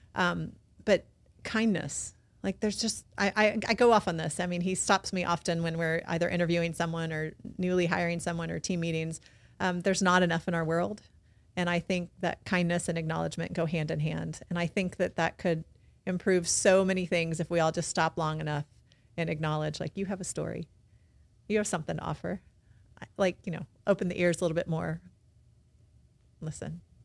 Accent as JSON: {"language": "English", "region": "South Texas", "country": "United States", "also_born_or_lived": "Los Angeles / San Diego", "moved": "as an adult", "lives_now": "Baton Rouge, United States", "said": "I'm also from Texas, right? So I'm a public school person."}